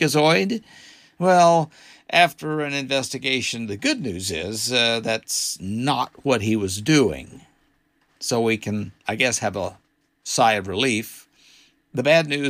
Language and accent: English; Arkansas, United States; my home state of Arkansas